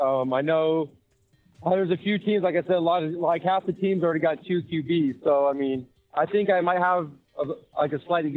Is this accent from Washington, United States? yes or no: yes; Seattle, Washington, United States; I'm from Seattle, man. I'm from Seattle.